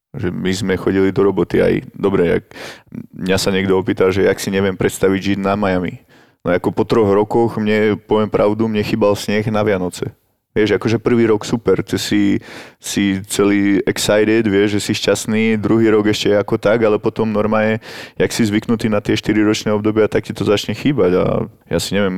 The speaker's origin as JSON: {"language": "Slovak", "country": "Slovakia", "said": "máš tam nejakých známych, ale nikdy to nebude s tými Američanmi, alebo Kanadianmi také, ako je to tu doma na Slovensku."}